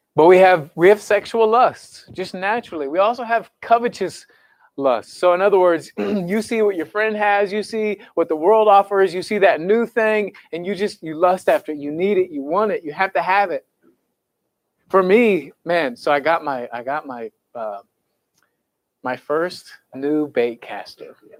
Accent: Raytown, Missouri, United States; I grew up in Raytown

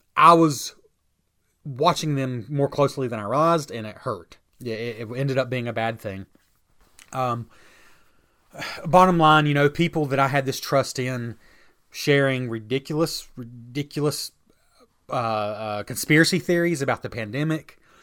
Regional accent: United States; I'm an American who considers himself a Christian

